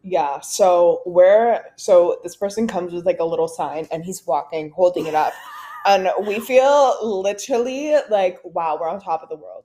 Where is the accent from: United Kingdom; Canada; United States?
Canada; we're Canadian